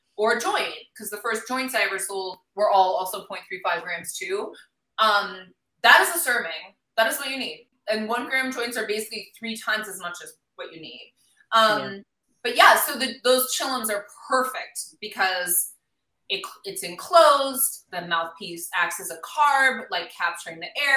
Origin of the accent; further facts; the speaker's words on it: Milwaukee, Wisconsin, United States; I grew up in Milwaukee, Wisconsin